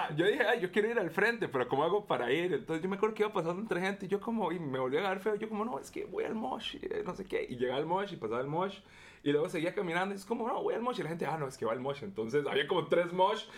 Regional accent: Costa Rica; nosotros como ticos

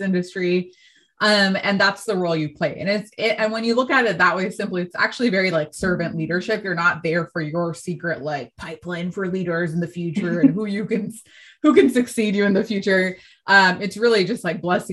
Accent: San Francisco, California, United States; I'm from San Francisco

